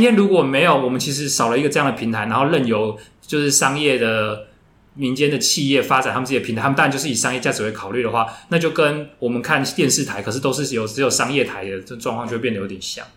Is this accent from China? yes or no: no; Taiwan; 我们台湾人大部分都喜欢 F B